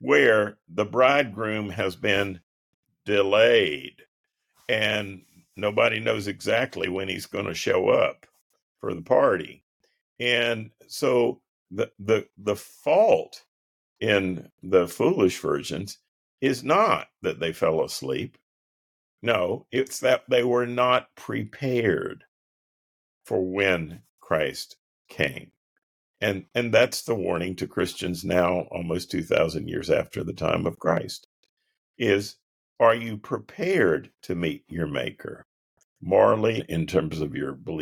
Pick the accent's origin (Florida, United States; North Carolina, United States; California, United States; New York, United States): North Carolina, United States; High Point; moved away as an adult; also born or lived in Durham, England / Wilmore, Kentucky; I'm from North Carolina